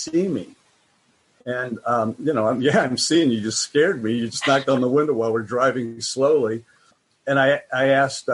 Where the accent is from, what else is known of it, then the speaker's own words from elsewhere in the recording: United States; I'm American